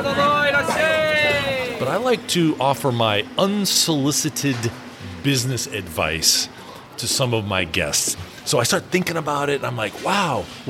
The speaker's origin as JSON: {"language": "English", "town": "Seattle", "region": "Washington", "country": "United States", "also_born_or_lived": "Tokyo", "moved": "as an adult", "lives_now": "Japan", "said": "I'm from Seattle"}